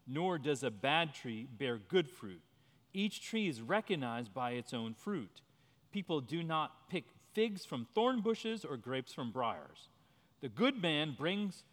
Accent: New Jersey, United States; moved away as an adult; also born or lived in Washington, D.C.; I grew up in New Jersey. I was born in 1969.

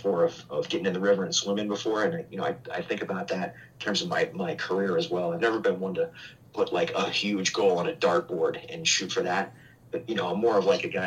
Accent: Albany, New York, United States; I grew up a Yankees fan growing up on New Scotland Avenue in Albany, New York

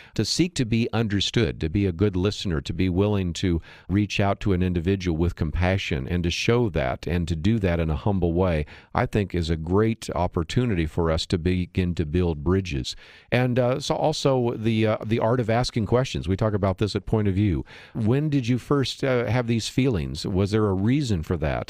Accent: San Francisco Bay Area, California, United States; I grew up in the San Francisco Bay Area

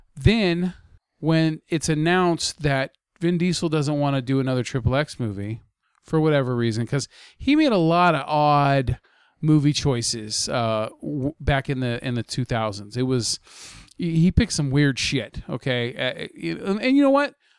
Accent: United States; as an American

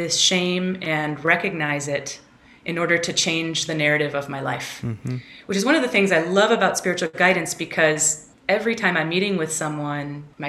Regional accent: Chicago, Illinois, United States; moved away as an adult; also born or lived in West Michigan; I grew up in Chicago from age 6 to 18 in Chicagoland area, and then I moved away for 22 years. I came back 5 years ago.

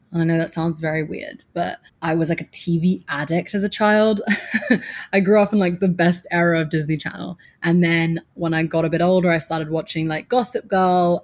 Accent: Suffolk, East of England, United Kingdom; moved away as an adult; also born or lived in Abu Dhabi, United Arab Emirates; now in New York City, United States; I grew up in Suffolk in England, and that's the countryside

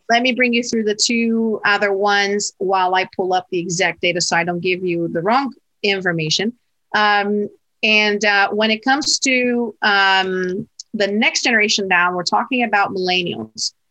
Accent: Portugal; moved away; I was raised in Portugal in Portugal

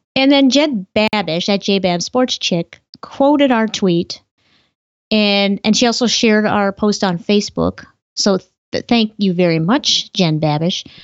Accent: Montana, United States; now in Minnesota, United States; Montana is my home state.

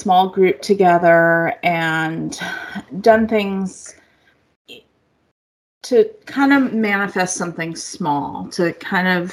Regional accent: Berkeley, California, United States; moved away; while I was living there and growing up in Berkeley, in the surrounding areas, we pretty much stayed on the East Bay, Berkeley, El Cerrito, Richmond areas

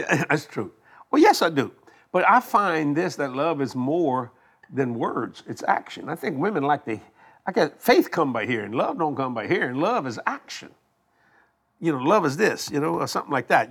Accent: Cajun, Louisiana, United States; We Cajun people

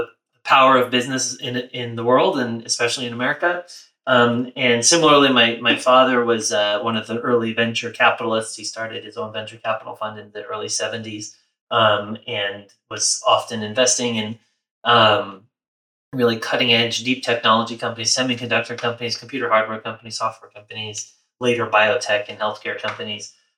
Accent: New York City, New York, United States; I was born and raised in New York City

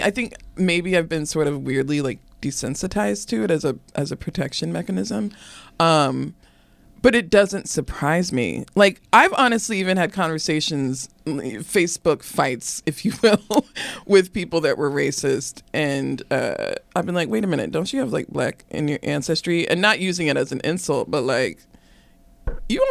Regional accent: Arizona, United States; I grew up in Arizona

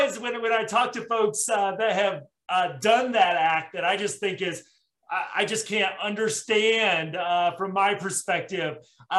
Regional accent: Indiana, United States; I grew up in Indiana playing basketball

